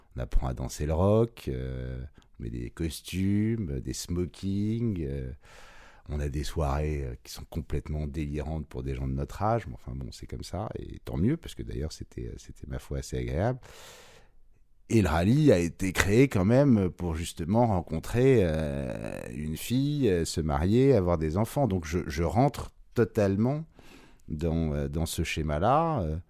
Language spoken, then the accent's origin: French; Paris, Île-de-France, France; J'ai grandi à Paris, euh, dans le 16e arrondissement jusqu'à 12 ans, puis après dans le 6e